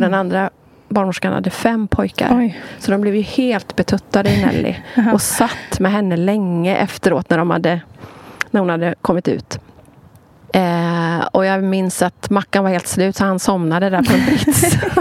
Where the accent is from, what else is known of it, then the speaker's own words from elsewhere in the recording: Sweden; jag är ju född och uppvuxen i Sverige